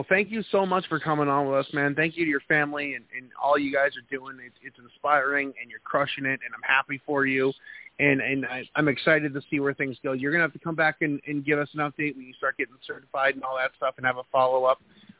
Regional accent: New England, United States; from New England.

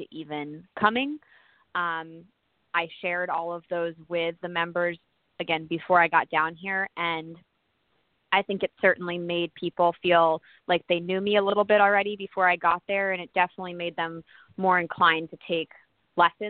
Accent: Connecticut, United States; I grew up in Connecticut

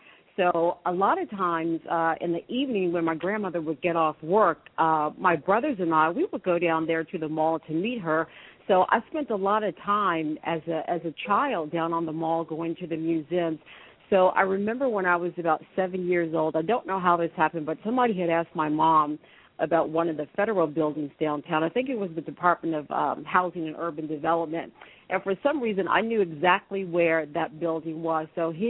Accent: Washington, District of Columbia, United States; born or raised there

